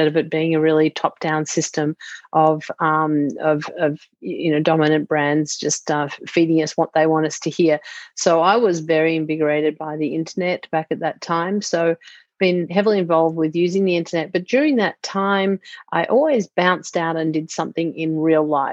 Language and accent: English; Melbourne, Victoria, Australia; moved away as an adult; now in Sausalito, United States; I'm from Melbourne originally, and now I live in Sausalito, California, which is just north of San Francisco